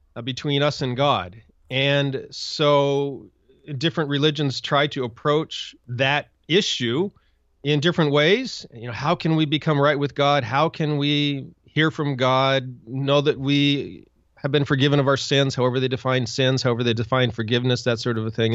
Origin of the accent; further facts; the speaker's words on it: Montana, United States; I grew up in Montana